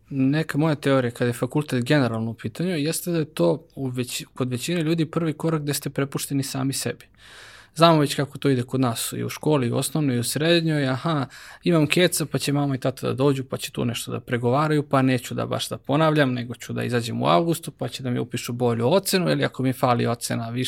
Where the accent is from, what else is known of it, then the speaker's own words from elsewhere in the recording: Kragujevac, Šumadija, Serbia; ja kao Kragujevčanin